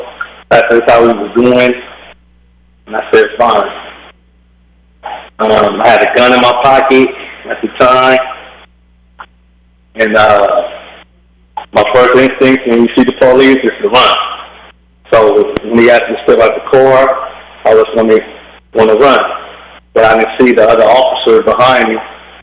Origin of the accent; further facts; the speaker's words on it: Bakersfield, California, United States; I'm from Bakersfield, California, born and raised